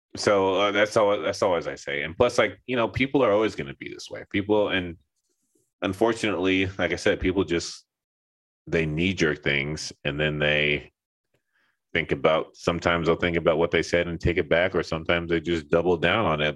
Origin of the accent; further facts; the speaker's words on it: Los Angeles, California, United States; moved away as an adult; also born or lived in Seattle / Texas / Linden, New Jersey; I grew up in Los Angeles, so like, you know, it's the whole melting pot thing over there